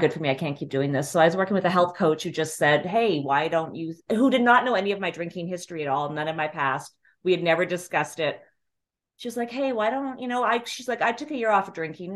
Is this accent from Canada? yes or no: yes; Calgary, Alberta, Canada; moved away as an adult; now in New York, United States; I'm originally from Calgary, Canada.